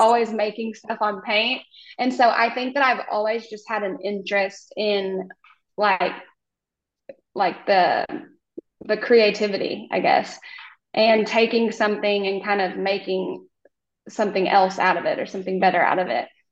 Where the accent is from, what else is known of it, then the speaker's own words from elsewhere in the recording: Oklahoma, United States; I am from Oklahoma